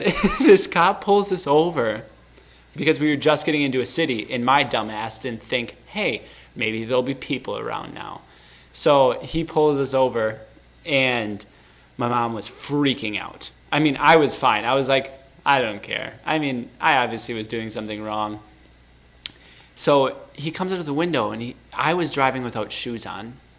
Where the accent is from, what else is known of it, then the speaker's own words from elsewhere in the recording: Wisconsin, United States; I'm from Wisconsin